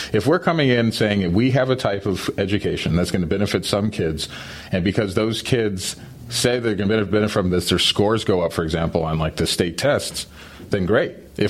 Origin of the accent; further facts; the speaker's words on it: New Mexico, United States; moved away as an adult; also born or lived in Colorado / Philadelphia / California / Ohio; So when I was born in Colorado, zero. I grew up in New Mexico, 10. Went to college in Philly, 20. Went to California, 30. Moved to Ohio, 40.